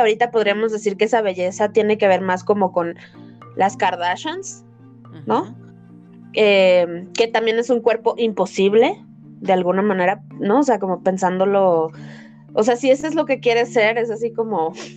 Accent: Mexico; soy mexicana y vivo en el tercer mundo

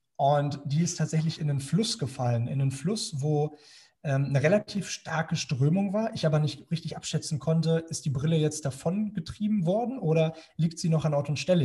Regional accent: Germany

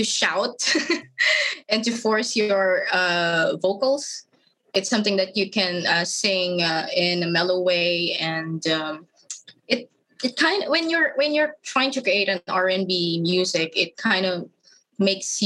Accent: Philippines; I'm a Filipino artist.

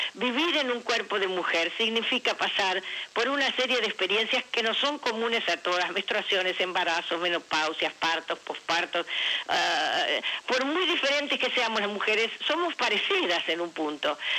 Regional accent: Uruguay; now in Argentina; yo soy uruguaya, tengo mi familia de origen allá

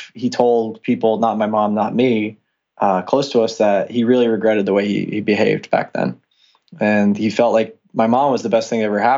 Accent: Long Island, New York, United States; I grew up on Long Island. It's in New York.

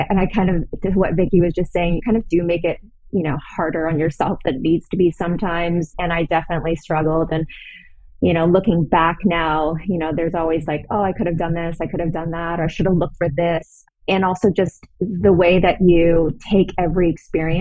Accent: Toronto, Ontario, Canada; moved away as an adult; also born or lived in Los Angeles, United States; I'm originally from Toronto, from Canada. And I moved down to LA right after I graduated

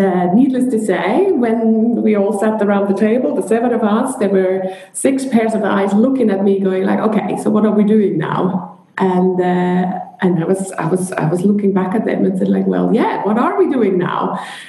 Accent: Switzerland; moved away as an adult; also born or lived in London; I'm originally from Switzerland

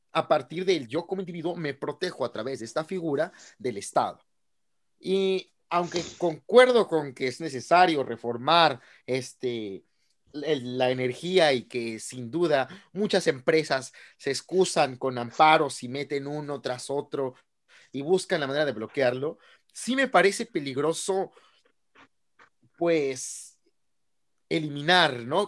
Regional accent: Guanajuato, Mexico; donde soy, de Guanajuato

